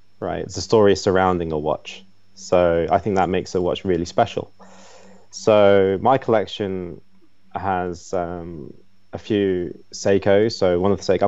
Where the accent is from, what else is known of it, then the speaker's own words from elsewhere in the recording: England, United Kingdom; now in Shanghai, China; I was brought up in England